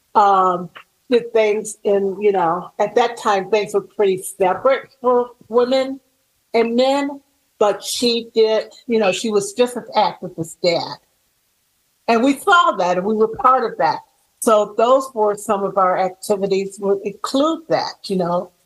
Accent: Chicago, Illinois, United States; born or raised there

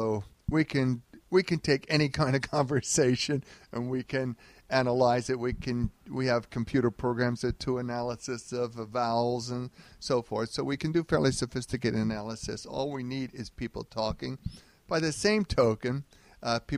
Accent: Philadelphia, Pennsylvania, United States; moved away; I grew up in North Philadelphia

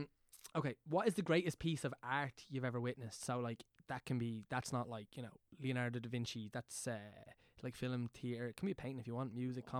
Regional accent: Dunboyne, Leinster, Ireland; I'm from Meath.

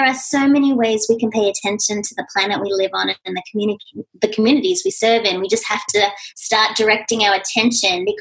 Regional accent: Australia; moved away as an adult; now in United States; being Australian

